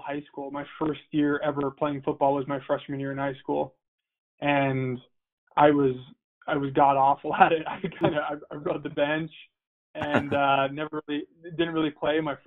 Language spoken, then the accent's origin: English; Missoula, Montana, United States; U of M was my only offer, and, you know, it was my hometown team